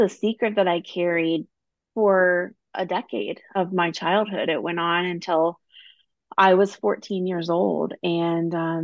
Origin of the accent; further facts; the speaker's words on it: Midwest, United States; I grew up in the Midwest, you know, a small town where everybody knows everybody